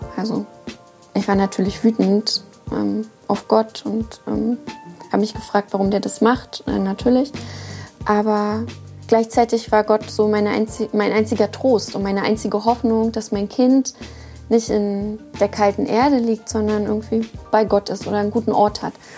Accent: Uckermark, Brandenburg, Germany; moved away; also born or lived in Rostock / northern Germany; ich komme ja aus der Uckermark, also aus dem tiefsten Osten

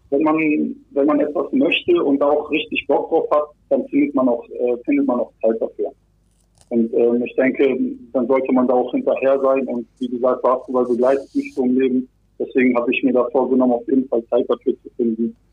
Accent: Bremerhaven, Bremen, Germany; also born or lived in Kazakhstan; Ich wurde in Kasachstan geboren. Als ich ein Jahr alt war, sind wir dann nach Deutschland gekommen. Ähm, und dann habe ich bis vor sechs Jahren auch in Bremerhaven gelebt.

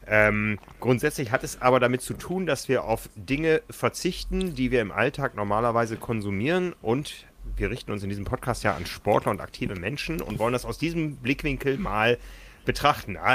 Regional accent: Osnabrück, Lower Saxony, Germany; now in Hamburg, Germany; Okay, ja, ich kenne es als Karneval aus der Ecke, wo ich herkomme. Ich komme gebürtig aus Osnabrück.

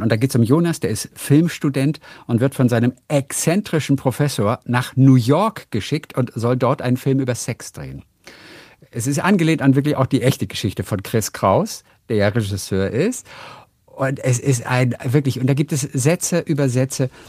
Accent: Northern Germany, Germany; ich komme aus, aus Norddeutschland

